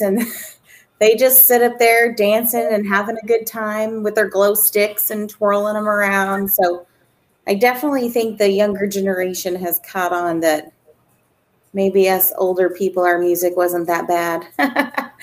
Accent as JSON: {"language": "English", "region": "West Virginia", "country": "United States", "moved": "yes", "lives_now": "Arizona, United States", "said": "I live in Arizona. I'm originally from West Virginia"}